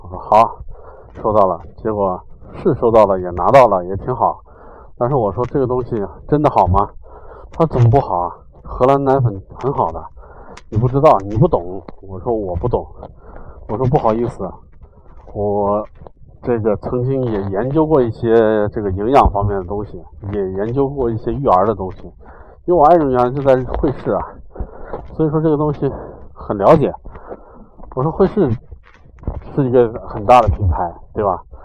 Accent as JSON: {"language": "Chinese", "country": "China", "said": "我们中国太大了"}